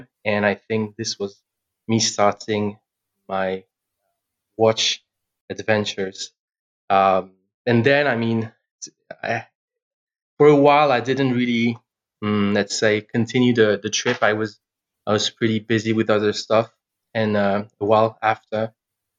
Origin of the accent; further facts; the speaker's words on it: France; English is a second language; I'm from France